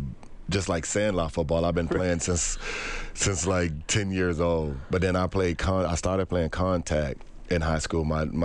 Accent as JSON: {"language": "English", "town": "Miami", "region": "Florida", "country": "United States", "tie": "born or raised there", "also_born_or_lived": "Lubbock, Texas", "moved": "as an adult", "said": "I'm growing up in Miami where there's palm trees and there's sunshine every day. You know, there's beaches."}